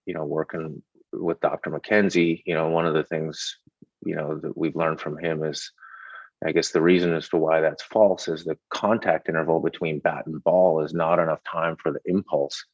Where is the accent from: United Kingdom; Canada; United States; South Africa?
Canada; moved away; I'm from Canada